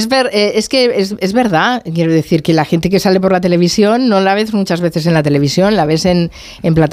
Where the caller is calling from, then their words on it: Seville, Andalusia, Spain; Soy … de Sevilla.